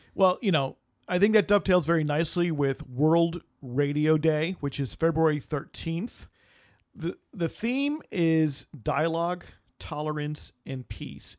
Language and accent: English; United States; born in the United States